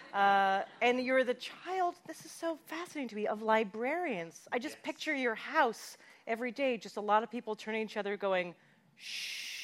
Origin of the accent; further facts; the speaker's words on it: Canada; as a Canadian.